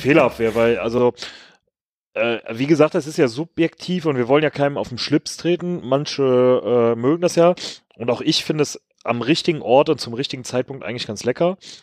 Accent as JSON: {"language": "German", "region": "Rhineland", "country": "Germany", "said": "als Rheinländer"}